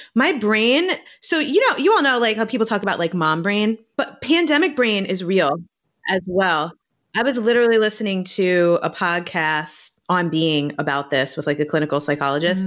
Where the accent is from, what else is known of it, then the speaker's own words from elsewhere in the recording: New York City, New York, United States; moved away as an adult; also born or lived in Baltimore / Washington, D.C. / Hoboken, New Jersey / Manhattan; now in Oakland, United States; I'm originally from New York. I'm from Staten Island